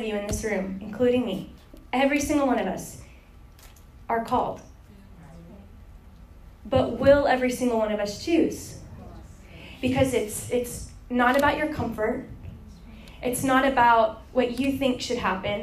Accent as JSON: {"language": "English", "region": "Texas", "country": "United States", "said": "I'm from Texas"}